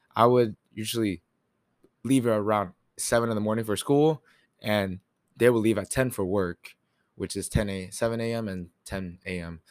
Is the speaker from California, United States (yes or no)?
no; Katy, Texas, United States; also born or lived in New York; now in College Station, United States; I was born in New York, and then I also moved to Katy, Texas around second grade